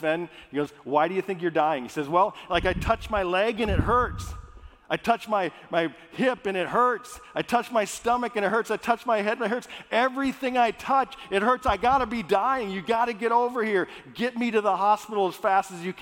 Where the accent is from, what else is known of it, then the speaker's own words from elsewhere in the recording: Minnesota, United States; I grew up in Minnesota, all Scandinavian.